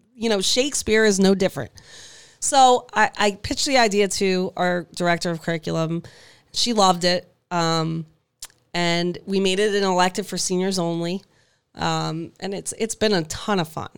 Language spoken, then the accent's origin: English; Hammonton, New Jersey, United States; also born or lived in Mays Landing